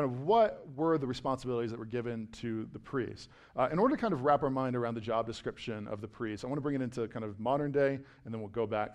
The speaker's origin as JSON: {"language": "English", "town": "Richmond", "region": "Virginia", "country": "United States", "tie": "born or raised there", "said": "I grew up in Richmond, Virginia, and I grew up 15 minutes away from the Country Club of Virginia"}